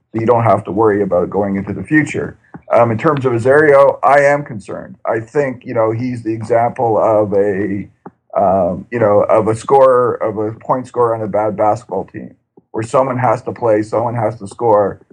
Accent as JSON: {"language": "English", "country": "Canada", "said": "as a Canadian soccer fan"}